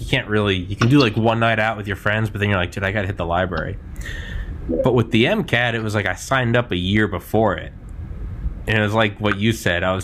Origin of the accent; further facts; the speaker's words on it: New Hampshire, United States; moved away; I'm from New Hampshire. I'm not there now